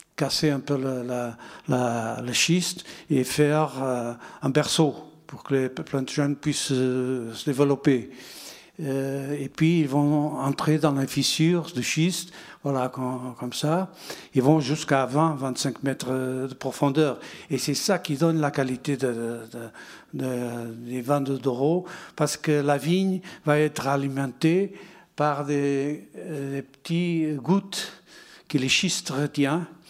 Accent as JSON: {"language": "French", "country": "Portugal", "also_born_or_lived": "Bordeaux", "second_language": "French", "moved": "as an adult", "said": "quand je suis parti de Portugal"}